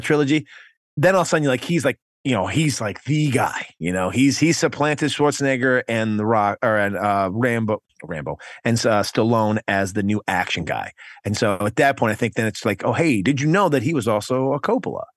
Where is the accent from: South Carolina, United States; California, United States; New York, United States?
New York, United States; I'm from New York, not, I'm not from the city